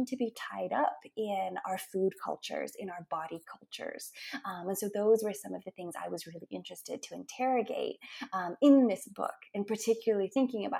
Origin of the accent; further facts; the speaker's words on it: Billings, Montana, United States; now in Tulsa, United States; my hometown of Billings, Montana, where I grew up